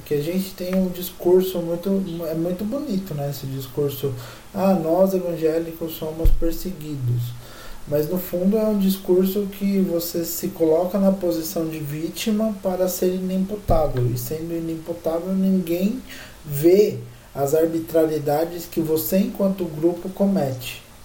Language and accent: Portuguese; Brazil